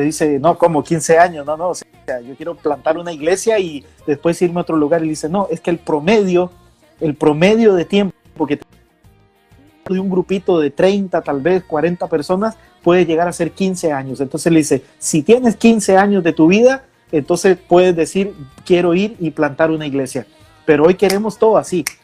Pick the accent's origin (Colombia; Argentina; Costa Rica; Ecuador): Costa Rica; moved away; en mi país, Costa Rica